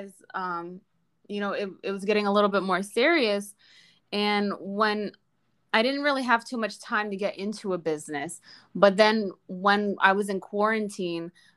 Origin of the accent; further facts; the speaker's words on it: New Jersey, United States; moved away as an adult; now in Miami Beach, United States; I'm originally from New Jersey. I grew up and I lived there my entire life, but now I'm living in Miami Beach for almost 2 years now.